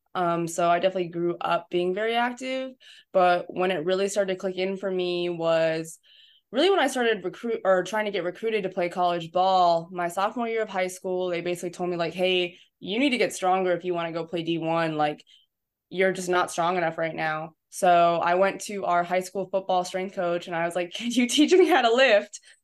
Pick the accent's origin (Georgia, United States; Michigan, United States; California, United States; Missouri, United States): California, United States; San Diego; moved away as an adult; also born or lived in New Hampshire / Illinois; now in Tennessee, United States; I'm from San Diego, California. Grew up down there my entire life